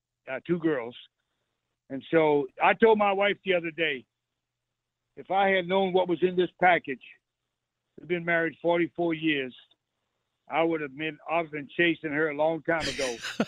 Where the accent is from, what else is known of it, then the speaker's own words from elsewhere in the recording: New Bedford, Massachusetts, United States; moved away; I'm from New Bedford, Massachusetts. I went to vocational high school.